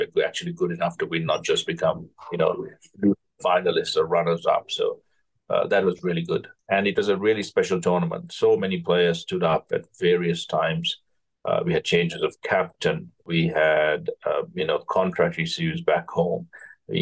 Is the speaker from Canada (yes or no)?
no; Kandy, Central Province, Sri Lanka; I was brought up in Kandy, which had green wickets, which was raining all the time